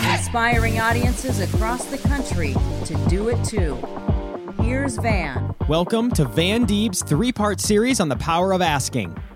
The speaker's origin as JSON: {"language": "English", "town": "Omaha", "region": "Nebraska", "country": "United States", "tie": "born or raised there", "moved": "as an adult", "lives_now": "Dallas, United States", "said": "I grew up in Omaha, and later after my school years, I moved to Dallas, Texas."}